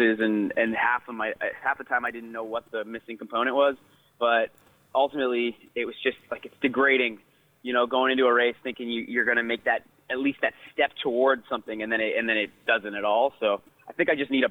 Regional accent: Canada; now in Victoria, Canada; as Canadian runners

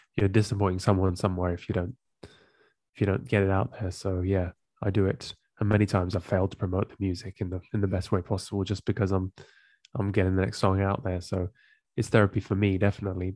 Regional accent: England, United Kingdom; moved away as an adult; also born or lived in Amsterdam, Netherlands; I grew up in England and I moved to Amsterdam, the Netherlands, sorry, when I was in my

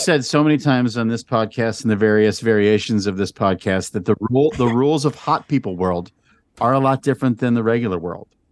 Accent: Albuquerque, New Mexico, United States; that was my hometown

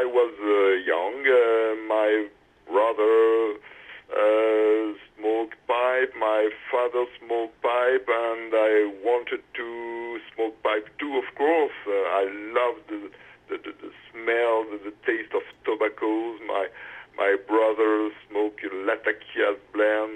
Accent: Auvergne-Rhône-Alpes, France; English is a second language; moved away as an adult; now in Paris, France; I grew up in the center of France, in an area which is called Auvergne, a mountains area

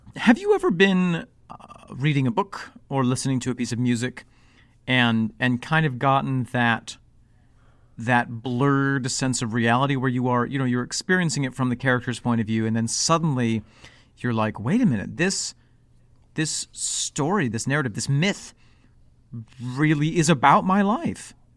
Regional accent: upstate New York, United States; also born or lived in Evanston, Illinois; once we moved from Evanston to upstate New York

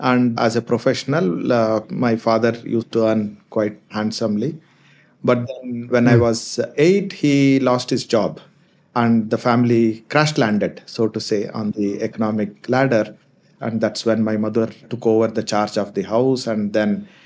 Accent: India; also born or lived in Kolar, Karnataka, India / Anantapur, Andhra Pradesh, India / Ballari, Karnataka, India; I'm born in a place called Kolar, which is known for its gold fields, and brought up in places that are close by called Anantapur and Ballari, both belong to two different states.

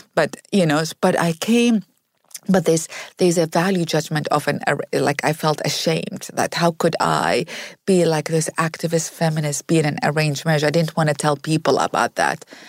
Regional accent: Iraq; moved away as an adult; now in United States; I grew up in Iraq

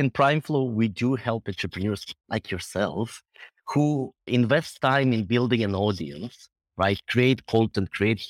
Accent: Israel; moved away as an adult; also born or lived in Belarus; now in United Kingdom; I'm originally from Belarus, but grew up in Israel and came to the UK about 10 years ago to do my MBA here and kind of stuck around.

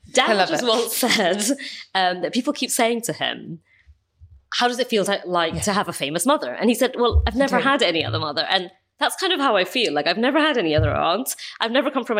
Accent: London, United Kingdom; I was born in London.

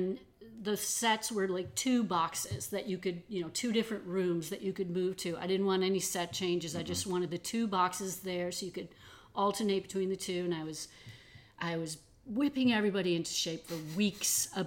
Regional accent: Detroit, Michigan, United States; I grew up mostly in Detroit

